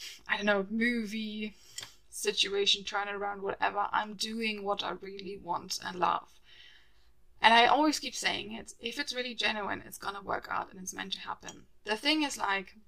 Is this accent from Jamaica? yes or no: no; Germany; moved away as an adult; now in London, United Kingdom; the way we were raised in Germany